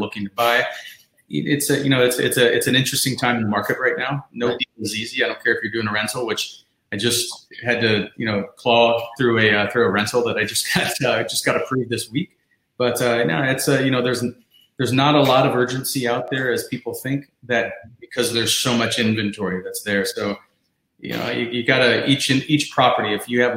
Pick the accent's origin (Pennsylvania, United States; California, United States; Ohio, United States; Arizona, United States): Ohio, United States; moved away as an adult; also born or lived in Chicago; now in South Florida, United States; I moved down here from Chicago, but I'm from Ohio, born and raised